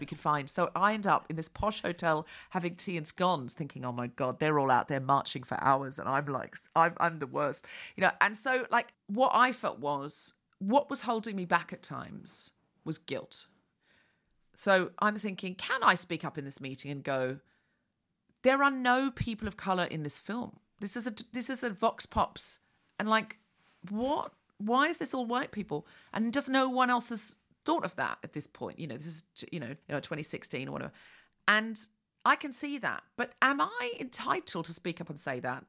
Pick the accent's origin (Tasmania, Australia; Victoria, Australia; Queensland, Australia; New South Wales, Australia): Queensland, Australia; moved away as an adult; also born or lived in London; I was raised in Queensland